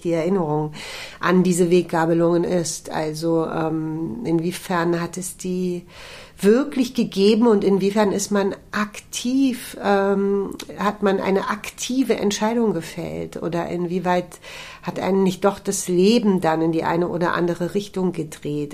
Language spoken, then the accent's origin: German; Berlin, Germany; für mich als Berlinerin glaube ich sowieso daheim sagt man bei uns nicht